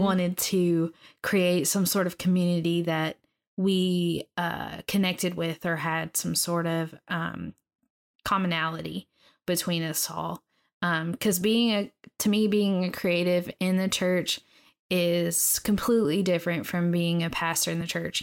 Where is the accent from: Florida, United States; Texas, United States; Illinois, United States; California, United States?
Texas, United States; Lindale; moved away as an adult; also born or lived in Tulsa, Oklahoma; originally from East Texas, a small town there called Lindale. Um, that's where I was born, raised, and grew up